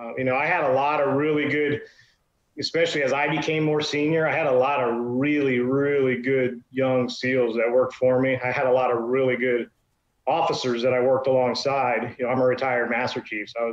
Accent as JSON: {"language": "English", "town": "Virginia Beach", "region": "Virginia", "country": "United States", "tie": "born or raised there", "said": "I grew up in Virginia Beach, Virginia"}